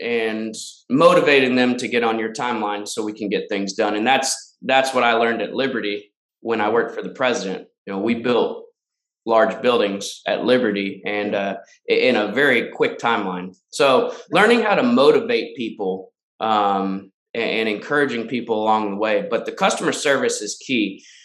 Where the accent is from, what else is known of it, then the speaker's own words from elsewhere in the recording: Danville, Virginia, United States; moved away as an adult; also born or lived in Lynchburg, Virginia; now in Charlotte, United States; my hometown of Danville, Virginia.